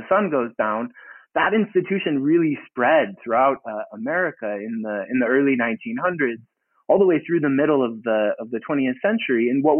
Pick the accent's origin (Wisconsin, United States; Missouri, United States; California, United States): Missouri, United States; St. Louis; I grew up in St. Louis, Missouri